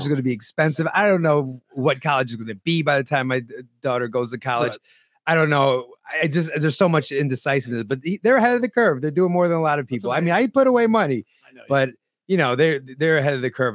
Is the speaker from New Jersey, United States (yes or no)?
no; northeastern Pennsylvania, United States; also born or lived in Harlem, New York City, New York; later on in life, around nine years old, we moved to upstate New York. And it's actually not even upstate New York, it's northeastern Pennsylvania